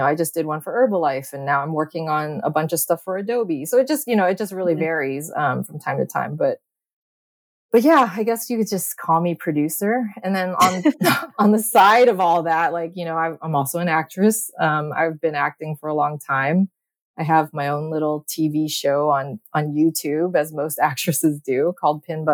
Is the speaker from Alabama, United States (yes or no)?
no; Bay Area, California, United States; also born or lived in Los Angeles, United States; I grew up here in the Bay. And I lived here up until college.